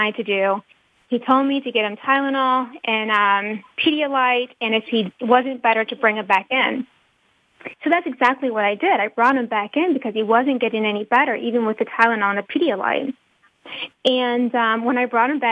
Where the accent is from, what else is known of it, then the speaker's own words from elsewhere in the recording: North Carolina, United States; I'm from the South, I'm from North Carolina